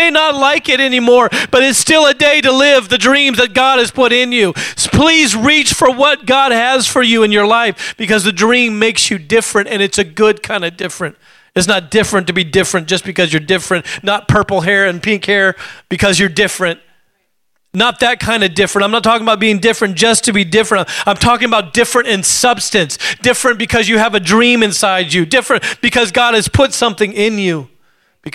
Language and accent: English; Alaska, United States; I grew up in Alaska